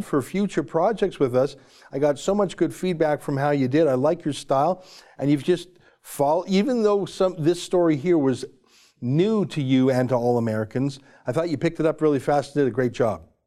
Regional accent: Canada

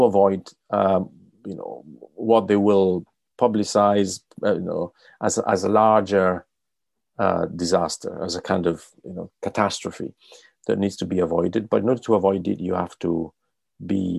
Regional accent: Italy; moved away; I'm from Italy

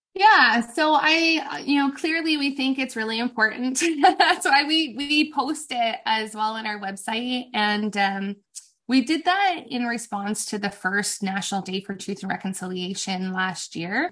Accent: Canada; as a Canadian nation

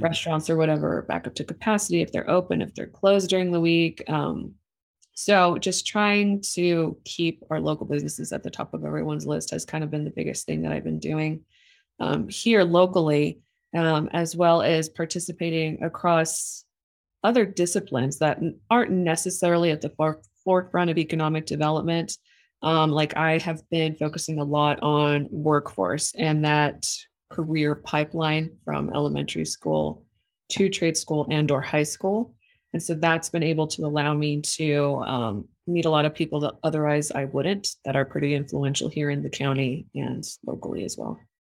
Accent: El Paso, Texas, United States; moved away as an adult; now in Los Lunas, United States; I was born and raised in El Paso, Texas

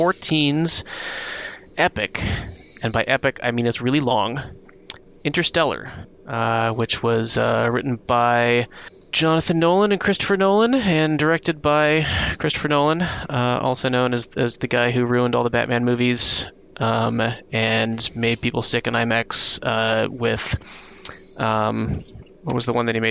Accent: Wales, United Kingdom; So as a Welshman

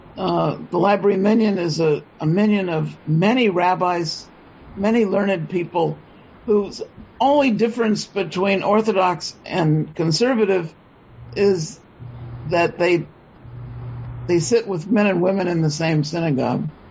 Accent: San Francisco, California, United States; I was born in San Francisco. I'm a third generation native

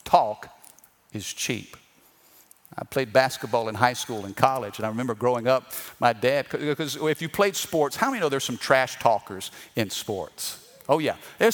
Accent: Missouri, United States; I'm from the Midwest. I'm from the state of Missouri.

